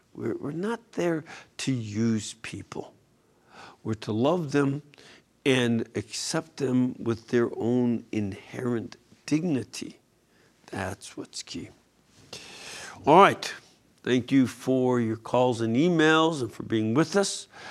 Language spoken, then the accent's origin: English; Chicago, Illinois, United States; my hometown of Chicago